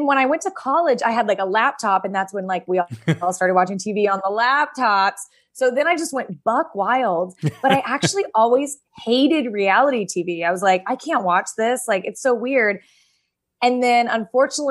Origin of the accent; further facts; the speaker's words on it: New York, United States; as a New Yorker